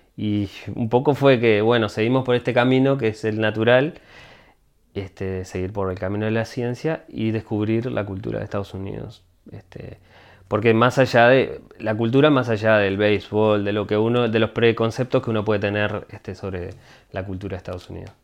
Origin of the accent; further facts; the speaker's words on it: Montevideo, Uruguay; moved away as an adult; now in Boston, United States; Yo siempre, sí, de Montevideo. Este, yo nací en el Cerrito de la Victoria